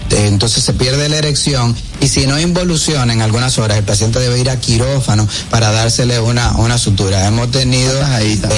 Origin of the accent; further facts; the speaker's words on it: La Vega, Dominican Republic; Yo nací en La Vega